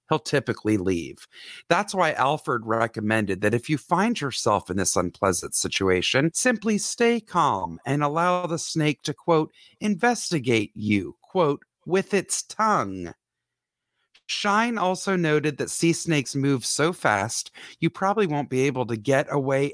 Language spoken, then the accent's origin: English; the South, United States; I grew up in the South where lakes and whatnot are filled with water moccasins